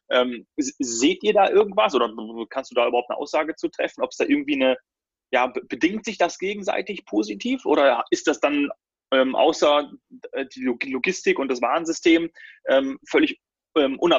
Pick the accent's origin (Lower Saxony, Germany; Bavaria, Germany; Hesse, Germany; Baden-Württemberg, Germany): Bavaria, Germany; Munich; ich komme ja auch aus München.